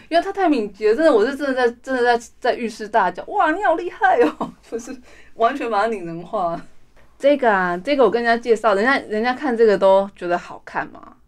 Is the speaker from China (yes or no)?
no; Hualien, Hualien County, Taiwan; now in Taipei, Taiwan; 就是我的故乡美轮